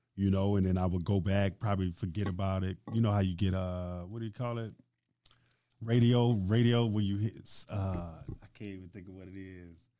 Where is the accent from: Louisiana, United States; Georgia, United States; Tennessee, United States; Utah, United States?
Louisiana, United States; Baton Rouge; growing up in Baton Rouge, first off, like, I'm Nigerian. So my parents come from Nigeria